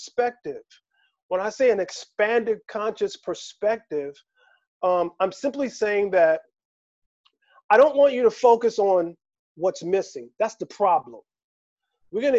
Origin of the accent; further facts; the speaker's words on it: Philadelphia, Pennsylvania, United States; now in Las Vegas, United States; I'm from Philadelphia, which is known as the city of brotherly love